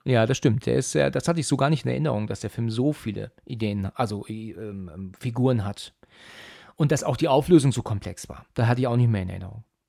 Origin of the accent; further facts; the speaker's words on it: near Frankfurt, Hesse, Germany; Ich komme aus Hessen, ja. Ich bin ja aus der Nähe von Frankfurt